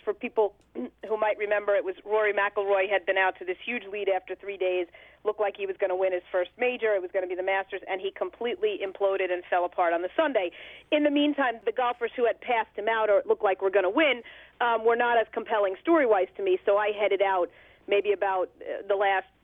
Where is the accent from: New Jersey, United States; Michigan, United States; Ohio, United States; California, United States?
New Jersey, United States; Bergen County; I grew up in Bergen County, New Jersey, moved there when I was 5 years old.